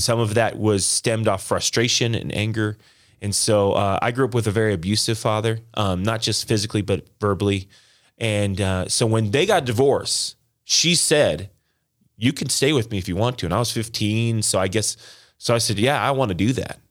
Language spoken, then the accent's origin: English; Las Vegas, Nevada, United States; now in Green Bay, United States; I was born and raised in Las Vegas